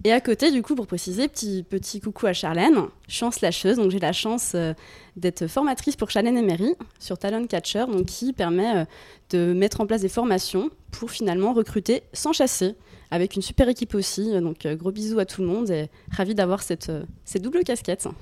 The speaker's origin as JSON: {"language": "French", "region": "Bourgogne-Franche-Comté", "country": "France", "moved": "as an adult", "lives_now": "Lyon, France", "said": "je viens de Franche-Comté"}